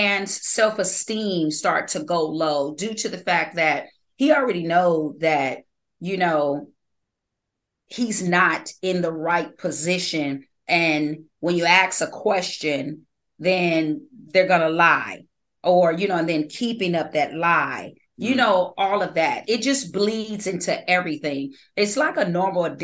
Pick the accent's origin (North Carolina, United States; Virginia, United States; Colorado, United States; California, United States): California, United States; I was born in California